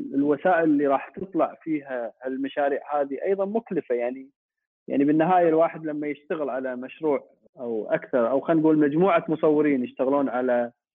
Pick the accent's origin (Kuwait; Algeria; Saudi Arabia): Kuwait; احنا عندنا بالكويت